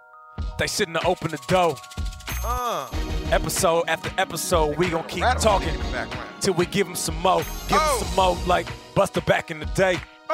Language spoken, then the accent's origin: English; Seattle, Washington, United States; I'm from Seattle.